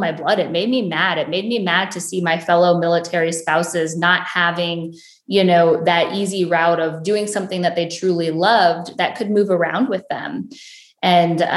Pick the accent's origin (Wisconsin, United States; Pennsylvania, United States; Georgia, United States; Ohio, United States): Ohio, United States; I am born and raised in a small town in Ohio